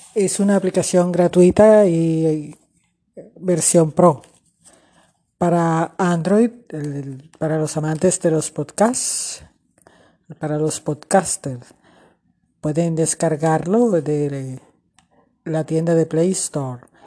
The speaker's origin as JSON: {"language": "Spanish", "country": "Colombia", "also_born_or_lived": "Barranquilla, Colombia", "said": "desde Barranquilla, Colombia"}